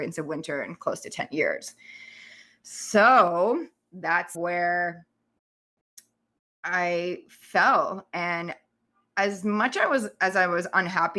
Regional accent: Canada; moved away as an adult; also born or lived in Thailand

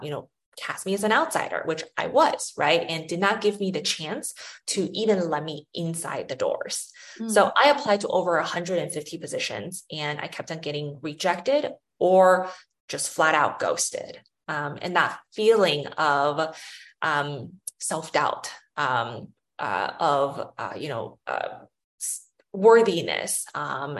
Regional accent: St. Louis, Missouri, United States; also born or lived in China; I was born in China and I moved to St. Louis, Missouri when I was 8 or 9 years old, and then grew up there in the Midwest

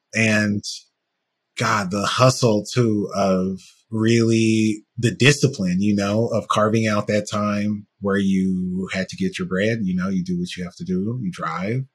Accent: United States; being a black person from the US

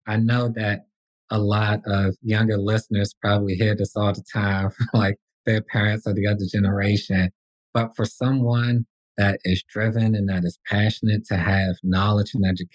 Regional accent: Washington, District of Columbia, United States; I'm from Washington, D.C.

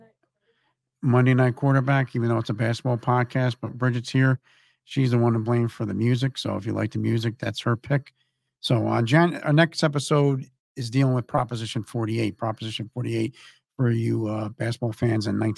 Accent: Elizabeth, New Jersey, United States; We're the same age, both grew up in Elizabeth.

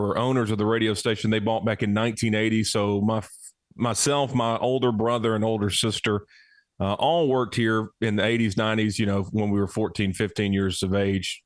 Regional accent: Cullman, Alabama, United States; Wallace State, a great community college here in my hometown.

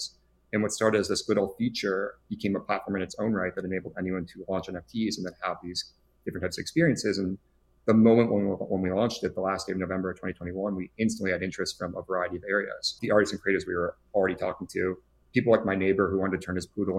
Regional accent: Chicago, Illinois, United States; now in Los Angeles, United States; I'm originally from Chicago, but not in LA these days.

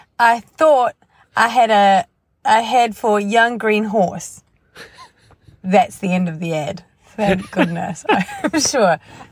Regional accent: New Zealand; accent: Kiwi; my Kiwi accent

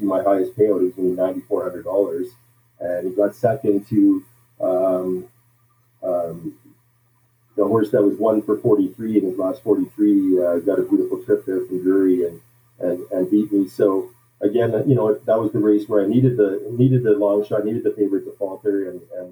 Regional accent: Regina, Saskatchewan, Canada; I grew up in Saskatchewan, Regina, Saskatchewan, is where I grew up

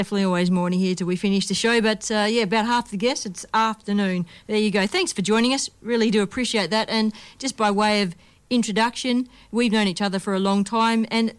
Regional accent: Perth, Western Australia, Australia; Like just in my hometown, Perth.

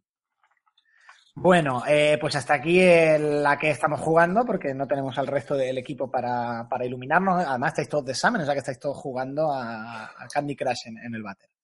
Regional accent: Andalusia, Spain; accent: andaluz; hablo muy rápido y tengo acento andaluz

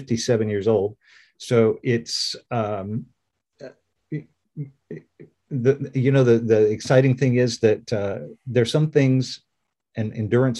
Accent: Orange, Virginia, United States; I grew up in Orange, Virginia, which is a very rural place

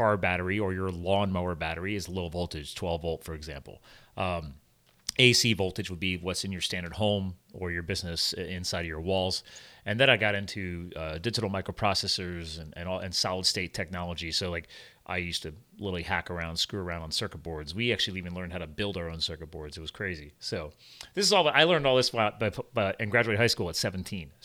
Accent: eastern Pennsylvania, United States; also born or lived in New Jersey / western US; I was born in Jersey, but then obviously moved to Pennsylvania and then grew up on the eastern side of Pennsylvania.

